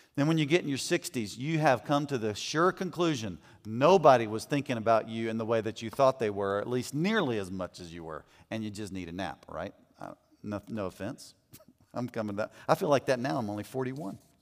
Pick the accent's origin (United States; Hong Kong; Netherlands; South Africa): United States; as American men